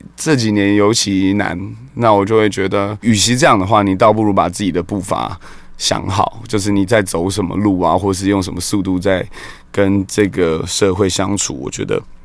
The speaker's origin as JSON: {"language": "Chinese", "region": "Kaohsiung", "country": "Taiwan", "tie": "born or raised there", "moved": "yes", "lives_now": "Taipei, Taiwan", "said": "小时候就在高雄啊，玩团嘛"}